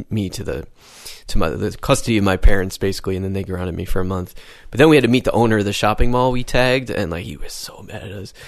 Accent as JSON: {"language": "English", "town": "Syracuse", "region": "New York", "country": "United States", "tie": "born or raised there", "also_born_or_lived": "Berlin, Germany", "moved": "as an adult", "said": "I'm from a city called Syracuse in New York State"}